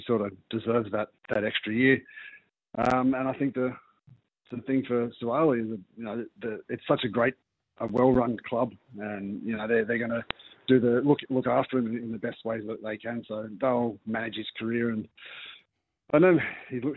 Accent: New Zealand; As Kiwis and as a Kiwi team

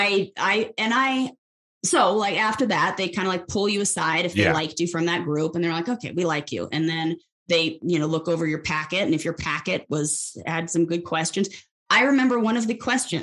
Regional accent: Los Angeles, California, United States; also born or lived in San Francisco; I was born and raised in Los Angeles and grew up there, not San Francisco.

